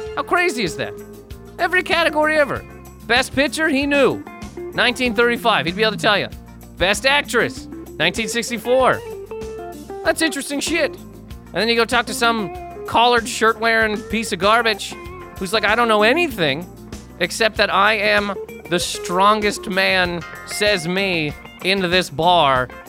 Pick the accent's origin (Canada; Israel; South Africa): Canada; moved away as an adult; now in New York, United States; living in Canada for twenty s, twenty-five years of my life